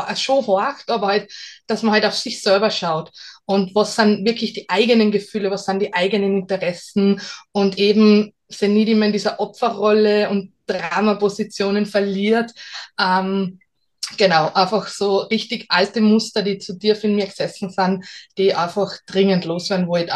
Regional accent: Salzburg, Austria; ich bin aus Salzburg

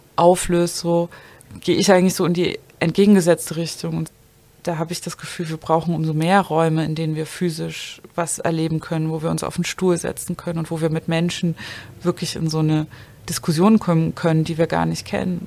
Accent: village near Zwickau, Saxony, Germany; moved away as an adult; also born or lived in Dresden; now in Berlin, Germany; ich bin ja auf dem Dorf aufgewachsen

